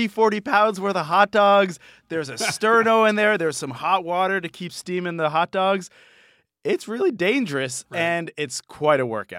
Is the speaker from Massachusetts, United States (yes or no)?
yes; Boston, Massachusetts, United States; where I grew up in Boston